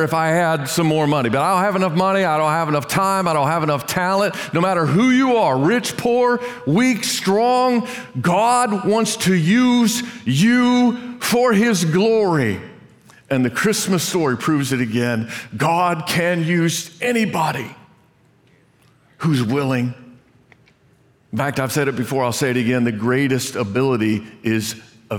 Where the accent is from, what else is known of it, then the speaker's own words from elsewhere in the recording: Brazil, Indiana, United States; moved away; I grew up in Brazil, Indiana. Brazil, Indiana, population 7,000